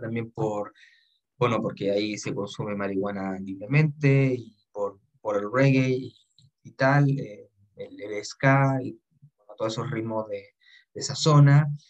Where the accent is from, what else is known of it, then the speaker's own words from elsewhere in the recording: Chile; nuestro país